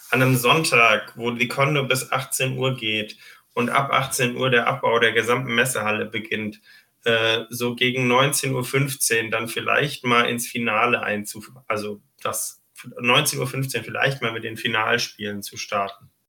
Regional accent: Düsseldorf, North Rhine-Westphalia, Germany

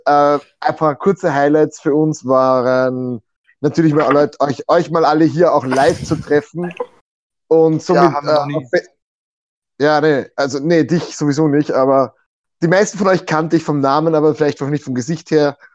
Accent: Austria; als Österreicher

